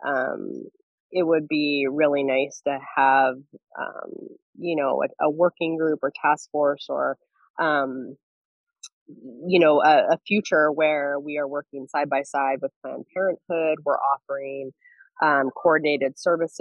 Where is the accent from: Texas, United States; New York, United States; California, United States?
California, United States; Central Valley; now in Central Coast, California, United States; I grew up in the Central Valley